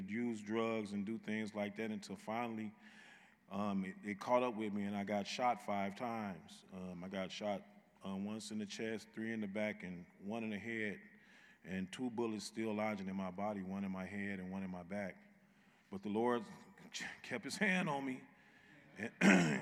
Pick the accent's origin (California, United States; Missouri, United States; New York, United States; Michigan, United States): Michigan, United States; Muskegon; I'm from Muskegon, Michigan.